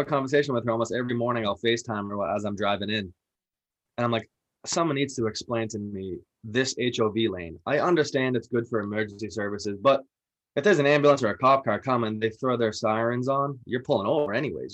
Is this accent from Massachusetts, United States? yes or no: yes; Medford, Massachusetts, United States; I'm from North Medford